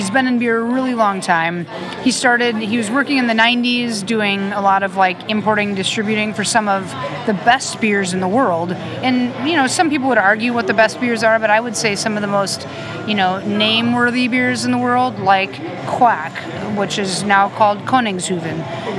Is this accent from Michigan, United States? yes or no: no; Minnesota, United States; I'm from Minnesota.